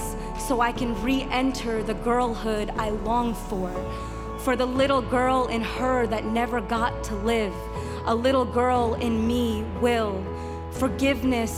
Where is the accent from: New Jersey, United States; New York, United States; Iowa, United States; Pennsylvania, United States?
New York, United States; Long Island; also born or lived in Queens, New York; I was born in Queens to immigrant parents from India. We spent a few years of life there before we moved to Long Island